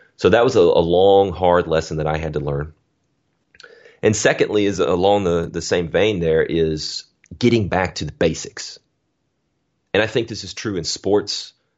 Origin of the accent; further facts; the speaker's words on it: Alabama, United States; I'm from Alabama, grew up on a dirt road